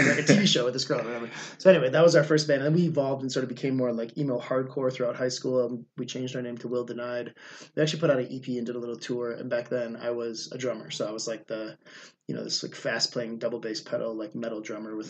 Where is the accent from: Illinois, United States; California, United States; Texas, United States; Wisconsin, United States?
Wisconsin, United States; Milwaukee; moved away as an adult; also born or lived in New Orleans; now in Mexico City, Mexico; I'm from Milwaukee, Wisconsin originally. That's where I grew up.